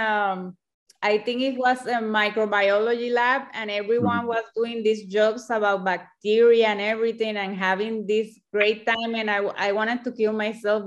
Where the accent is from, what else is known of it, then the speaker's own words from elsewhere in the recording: Puerto Rico; I'm from Puerto Rico and the native language here is Spanish.